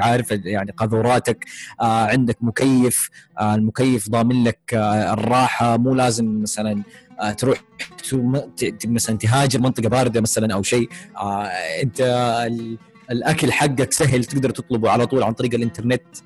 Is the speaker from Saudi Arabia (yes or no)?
yes; Saudi Arabia; عندنا في السعودية